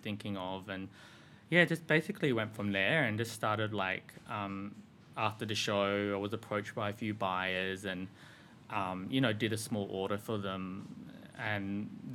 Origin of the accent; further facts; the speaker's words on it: Sydney, New South Wales, Australia; I grew up in Sydney. I grew up in Western suburbs.